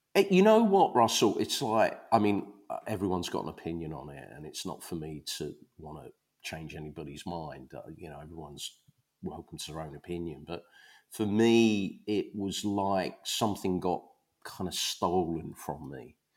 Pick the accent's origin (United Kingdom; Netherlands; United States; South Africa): United Kingdom; Leytonstone, London; also born or lived in Ronda, Spain; I grew up in Leytonstone